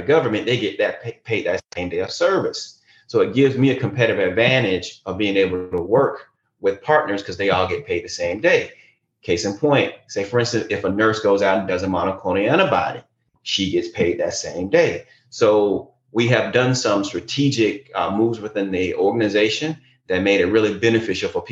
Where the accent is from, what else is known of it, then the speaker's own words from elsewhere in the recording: Tampa, Florida, United States; I'm from Tampa Bay, Florida, home of the 2003 Super Bowl champion, Tampa Bay Buccaneers.